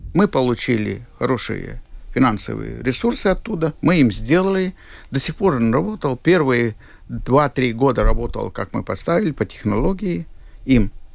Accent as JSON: {"language": "Russian", "region": "Siberia", "country": "Russia", "tie": "born or raised there", "moved": "yes", "lives_now": "Latvia", "said": "Я был в Сибири, я действительно родился в Сибири"}